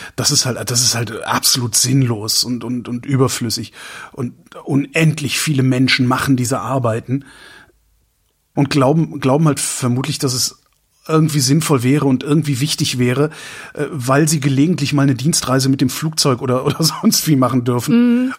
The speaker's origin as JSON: {"language": "German", "town": "Cologne", "region": "North Rhine-Westphalia", "country": "Germany", "moved": "as an adult", "lives_now": "Berlin, Germany", "said": "als Kölner bin ich's gewohnt"}